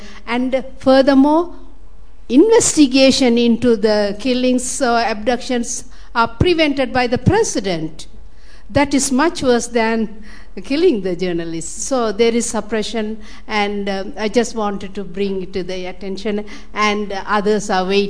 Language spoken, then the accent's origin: English; Sri Lanka; I come from Sri Lanka